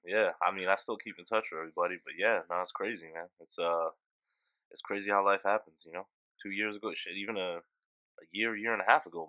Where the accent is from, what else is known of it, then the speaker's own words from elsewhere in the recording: Long Island, New York, United States; accent: New York; moved away as an adult; also born or lived in Tallahassee, Florida; I was born and raised in Long Island, New York. I lived there my whole life. And I actually went to freshman year of college at Long Island University in Brooklyn.